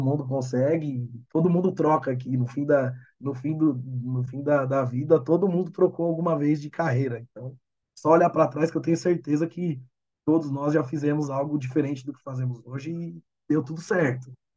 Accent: Brazil; eu sou brasileiro

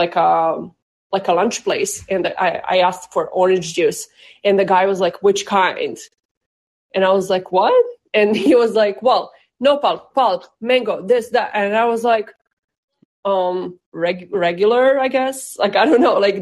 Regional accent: Serbia; now in Boston, United States; Boston, Massachusetts, but originally from Serbia

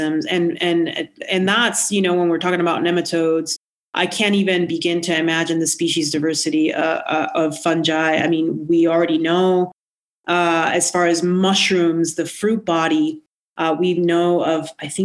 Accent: Puerto Rico; now in New Mexico, United States; I'm not from New Mexico. I'm from the Caribbean. I'm from Puerto Rico.

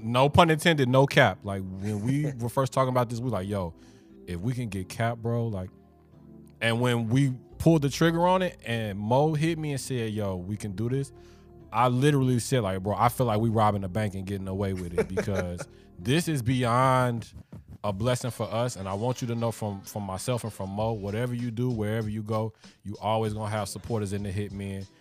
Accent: Chicago, Illinois, United States; moved away as an adult; also born or lived in New York City / Miami; born and raised in Chicago, and lived in Miami

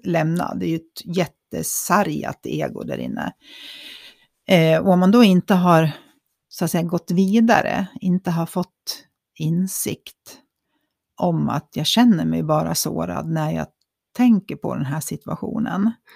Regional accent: Dalarna County, Sweden; Vi är ju från Dalarna

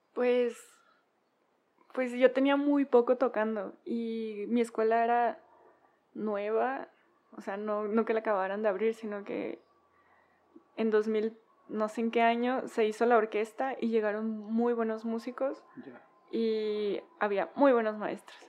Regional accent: Culiacán, Sinaloa, Mexico; moved away; soy de Culiacán

